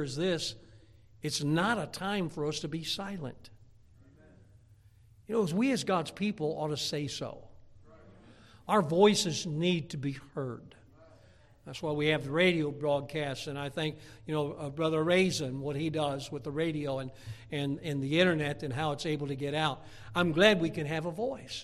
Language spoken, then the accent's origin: English; United States; I'm an American by birth